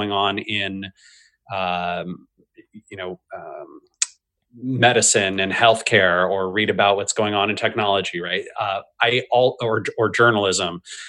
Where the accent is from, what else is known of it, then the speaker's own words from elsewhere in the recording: United States; I'm an American